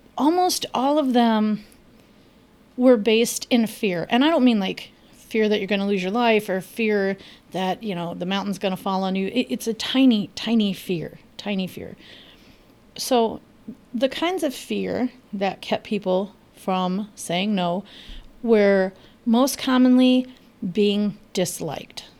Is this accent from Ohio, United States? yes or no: no; Los Angeles, California, United States; moved away; I am originally from Los Angeles. I grew up with great tacos.